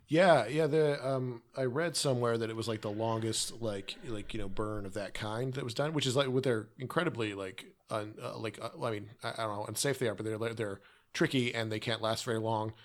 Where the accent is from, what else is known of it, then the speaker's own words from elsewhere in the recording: Canada; I'm Canadian